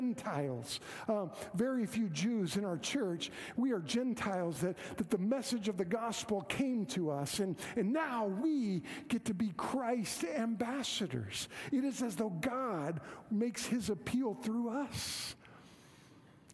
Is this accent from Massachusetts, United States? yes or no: no; Moore, Oklahoma, United States; I grew up in Moore, Oklahoma